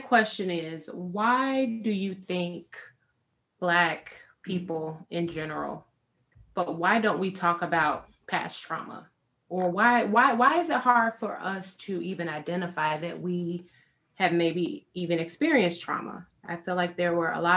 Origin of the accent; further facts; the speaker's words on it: Chicago, Illinois, United States; I grew up in Chicago, and during grad school, I went to school downtown in Chicago